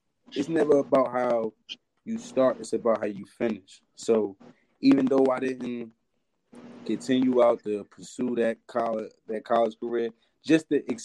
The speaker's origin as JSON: {"language": "English", "town": "Elizabeth", "region": "New Jersey", "country": "United States", "said": "I'm from Elizabeth, New Jersey"}